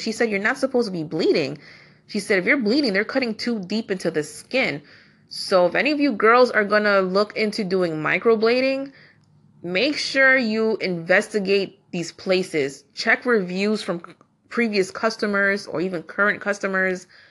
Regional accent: New York, United States; I am from New York

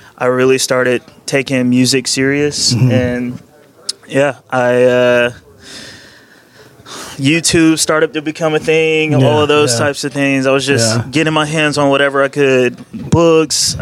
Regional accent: North Carolina, United States; also born or lived in Detroit, Michigan; Born in Detroit. I did my later years of school in North Carolina.

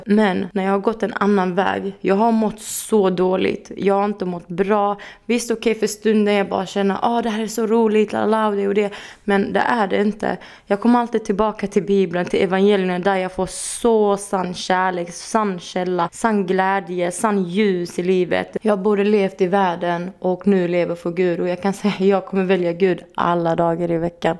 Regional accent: Örkelljunga, Skåne, Sweden; now in Helsingborg, Sweden; Jag är uppväxt i Örkelljunga

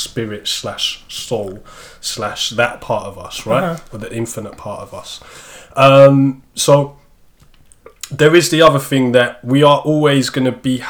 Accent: London, United Kingdom; I grew up in South London as well

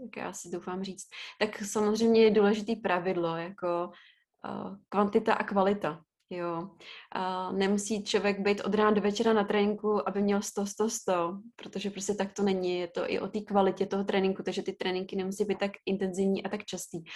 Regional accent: Ústí nad Labem, Ústí nad Labem Region, Czechia; jak jsem původem jako z Ústí nad Labem a v té době jsem i bydla v Ústí

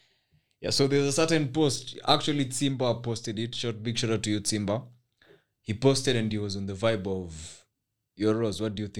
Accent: Kenya; As a Kenyan

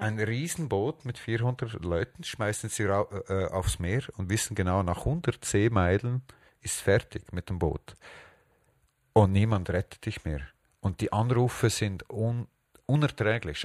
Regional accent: Switzerland; ich bin hier aufgewachsen und ich fühle mich nicht als Spanier oder äh, Schweizer

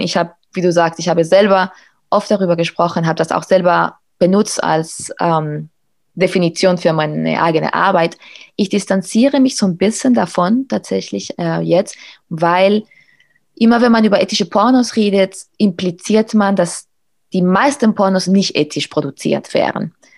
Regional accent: Spain; moved away; in Spanien, wo ich aufgewachsen bin

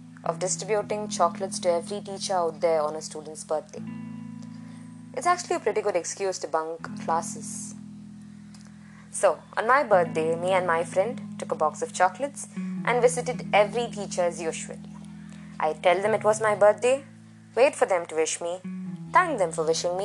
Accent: Tamil Nadu, India; first language Malayalam; English is a second language; also born or lived in Kerala; I was born and brought up in Tamil Nadu, I love the Tamil language equally.

